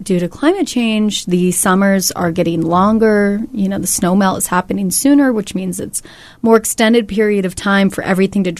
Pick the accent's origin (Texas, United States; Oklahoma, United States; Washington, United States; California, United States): California, United States; moved away; I'm from California, so a lot of my family and friends were affected by it